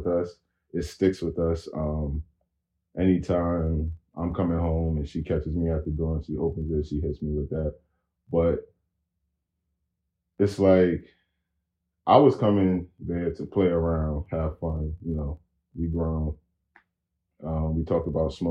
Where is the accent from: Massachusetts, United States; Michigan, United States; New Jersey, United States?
New Jersey, United States; Paterson; we're both from Patterson.